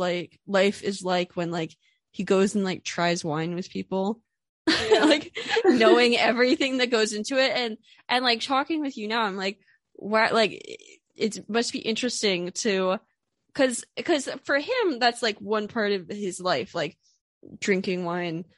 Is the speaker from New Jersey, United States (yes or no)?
no; Pennsylvania, United States; I'm from Pennsylvania. I grew up in Pennsylvania, and now I live in Philadelphia